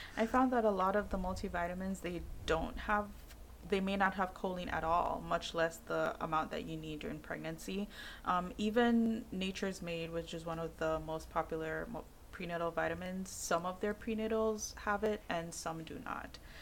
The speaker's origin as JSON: {"language": "English", "country": "Jamaica", "said": "I'm Jamaican"}